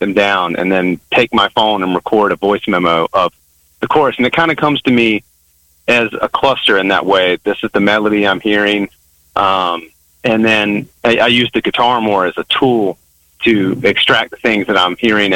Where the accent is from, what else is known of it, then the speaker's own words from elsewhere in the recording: the South, United States; I'm a musician born and raised in the South